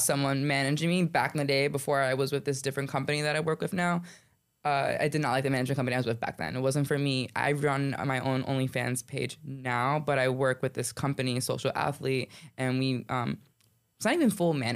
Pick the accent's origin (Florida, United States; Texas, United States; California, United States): Florida, United States; Coral Springs; I'm born and raised in Coral Springs